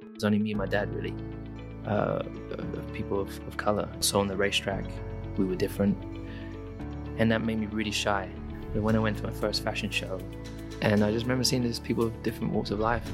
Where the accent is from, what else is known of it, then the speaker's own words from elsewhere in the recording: United Kingdom; I am British